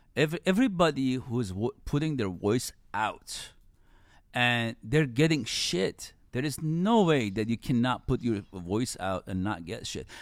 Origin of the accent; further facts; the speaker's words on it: Iran; moved away; I was born in Iran and then grew up in nineties in Iran